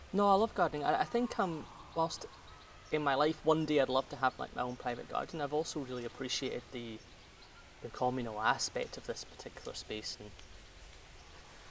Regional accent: Scotland, United Kingdom; accent: Scottish; I grew up, you can hear from my accent, I'm Scottish, but my grandparents lived in the south of England

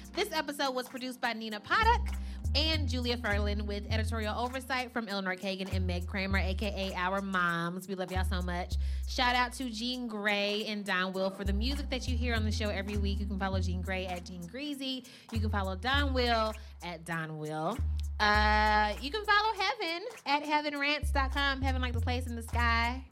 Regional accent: New York, United States; I'm from the Bronx too.

